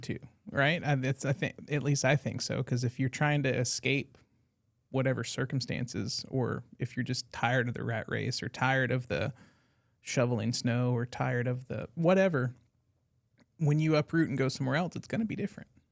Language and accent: English; Brooklyn, New York, United States; moved away; Brooklyn native